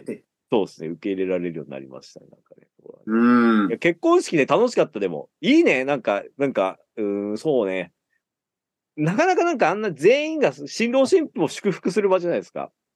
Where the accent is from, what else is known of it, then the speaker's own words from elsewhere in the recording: Fukushima, Japan; now in Tokyo, Japan; 僕はですね、出身が福島県なんですけども